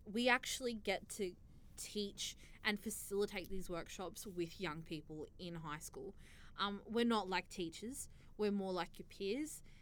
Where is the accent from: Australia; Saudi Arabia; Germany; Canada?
Australia; an Australian born um, young Muslim